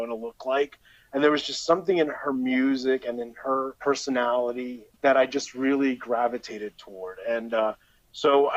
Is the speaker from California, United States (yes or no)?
no; Elizabeth, New Jersey, United States; I was old enough to go to downtown Elizabeth, my hometown